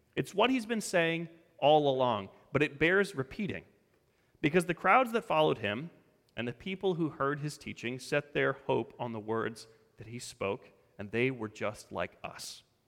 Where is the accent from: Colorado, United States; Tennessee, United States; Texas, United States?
Colorado, United States; moved away; I grew up in Colorado.